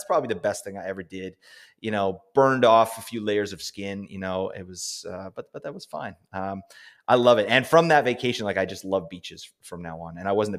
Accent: Canada; I'm Canadian

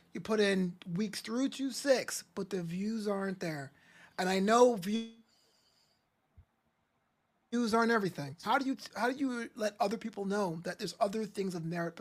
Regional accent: New York City, New York, United States; I'm from Brooklyn

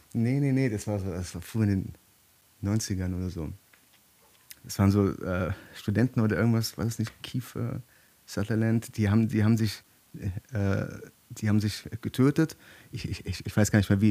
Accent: Germany; hier bei uns in Deutschland

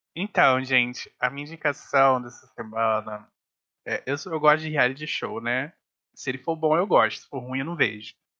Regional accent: Brazil; eu sou brasileiro

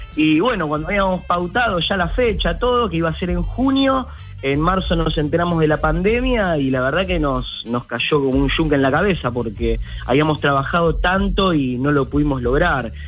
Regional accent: Ciudadela, Buenos Aires Province, Argentina; todos somos de acá, de la localidad de Ciudadela, de 3 de febrero

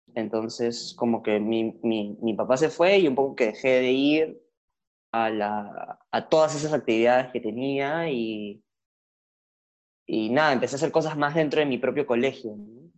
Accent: Lima, Peru; also born or lived in Argentina; yo no nací en Perú, nací en Argentina. Y mi familia migró completa a Lima cuando yo tenía dos años

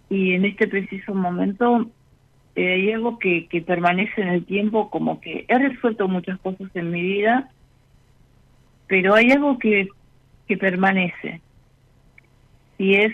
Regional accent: Buenos Aires Province, Argentina; De la parte sur de la, del AMBA.

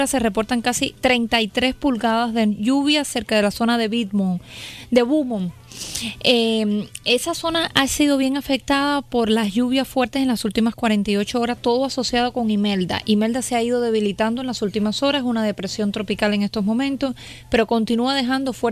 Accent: Cuba; now in Houston, United States; No, no, no, no, cubana, 100% cubana.

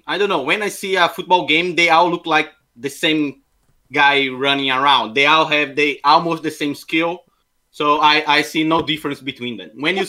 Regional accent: Brazil; English is a second language; also born or lived in United States; from Brazil.

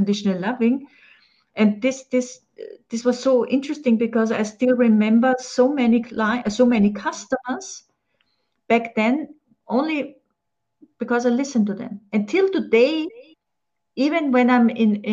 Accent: Austria; I'm from Austria

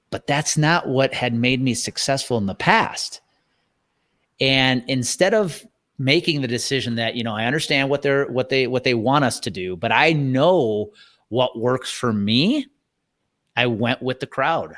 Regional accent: thirty miles outside of Milwaukee, Wisconsin, United States; I grew up thirty miles outside of Milwaukee

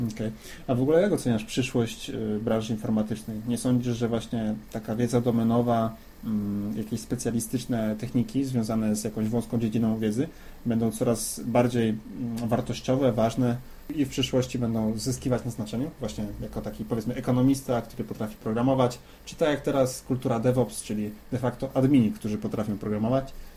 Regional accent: Dębica, Subcarpathian Voivodeship, Poland; Pochodzisz z Dębicy, zresztą tak jak ja

